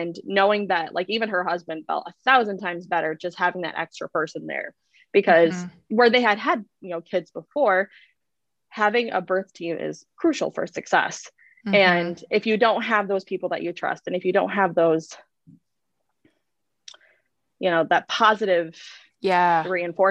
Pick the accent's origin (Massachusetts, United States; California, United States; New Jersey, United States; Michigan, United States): Michigan, United States; also born or lived in Grand Forks, North Dakota; now in Sacramento, United States; I'm from Michigan. We're from Michigan